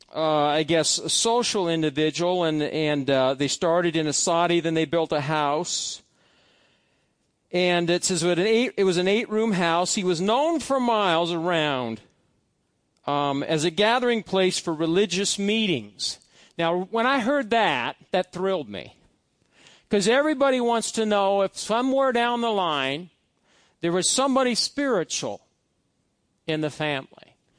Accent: Fairbury, Nebraska, United States; one area of my hometown is, is, is made out of these cement blocks

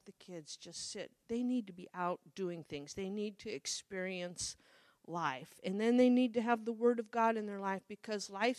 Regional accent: Midwest, United States; I grew up in the Midwest

